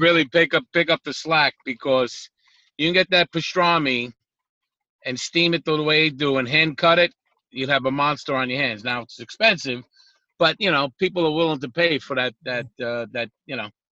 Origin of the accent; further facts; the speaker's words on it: New York City, New York, United States; also born or lived in Gravesend, Brooklyn / Bay Ridge, Brooklyn; now in Long Island, United States; I'm from Brooklyn